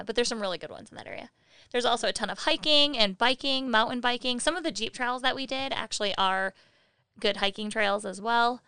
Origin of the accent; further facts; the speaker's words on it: Michigan, United States; We're from Michigan, and we have Frankenmuth